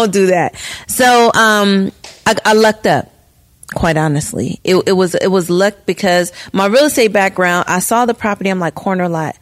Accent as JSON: {"language": "English", "town": "Gary", "region": "Indiana", "country": "United States", "tie": "born or raised there", "moved": "yes", "said": "I was born in Gary"}